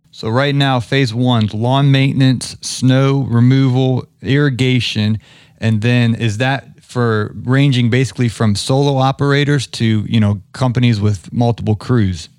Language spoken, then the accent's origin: English; Ohio, United States; now in Atlanta, United States; I grew up in Ohio, so I'm a big Big Ten guy. I live down here in Atlanta